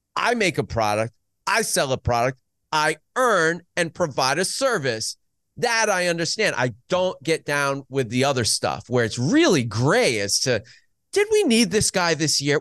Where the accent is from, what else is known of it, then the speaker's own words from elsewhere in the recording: United States; Growing up in the New York region, f, Pennsylvania